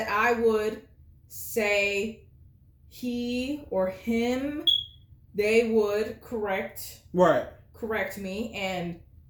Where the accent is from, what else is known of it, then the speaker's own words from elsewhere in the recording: Kenya; now in United States; I'm originally from Kenya